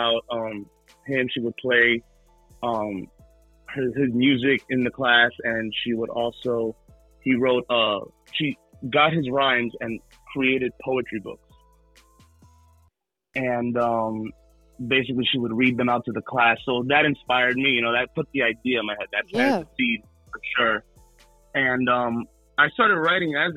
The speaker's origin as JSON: {"language": "English", "area": "Hudson County", "region": "New Jersey", "country": "United States", "said": "I am from Hudson County, New Jersey."}